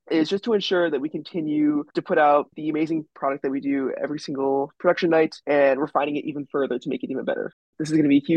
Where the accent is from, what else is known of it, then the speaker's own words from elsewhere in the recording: Detroit, Michigan, United States; I am a third year in the School of Public and International Affairs. I am originally from uh, Metro Detroit, Michigan.